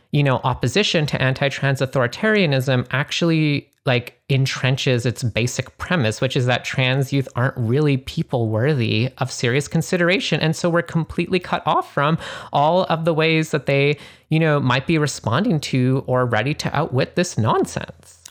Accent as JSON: {"language": "English", "country": "Canada", "moved": "yes", "said": "I'm originally from Canada"}